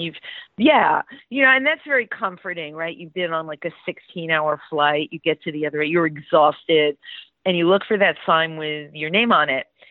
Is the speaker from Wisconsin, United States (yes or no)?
no; New York City, New York, United States; I grew up in the Bronx